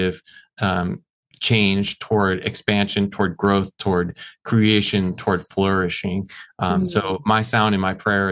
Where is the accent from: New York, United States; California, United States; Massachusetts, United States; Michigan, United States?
Michigan, United States; I grew up in Michigan, the state of Michigan in the US